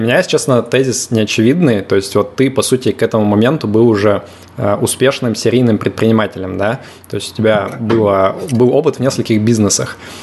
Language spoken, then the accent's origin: Russian; Yekaterinburg, Sverdlovsk Oblast, Russia; moved away as an adult; now in Limassol, Cyprus; я тоже из Екатеринбурга